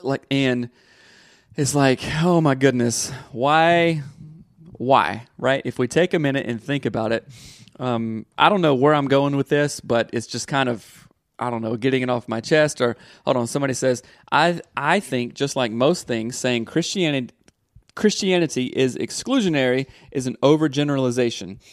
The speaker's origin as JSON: {"language": "English", "region": "the South", "country": "United States", "tie": "born or raised there", "said": "Growing up in the South"}